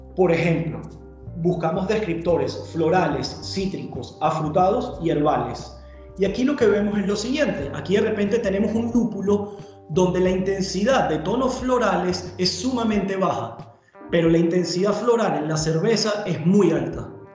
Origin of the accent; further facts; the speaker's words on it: Venezuela; moved away as an adult; now in Germany; soy de Venezuela, llegué a Alemania hace ya más o menos 10 años